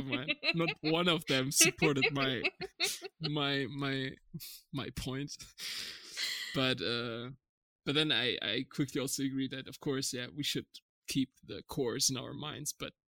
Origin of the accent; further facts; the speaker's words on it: Germany; moved away; also born or lived in Canada / California / Czech Republic; I was born and raised in Germany, but my parents are from Turkey